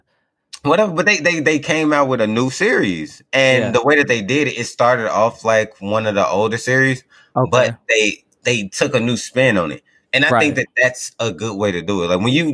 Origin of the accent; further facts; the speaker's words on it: Chicago, Illinois, United States; I'm from Chicago.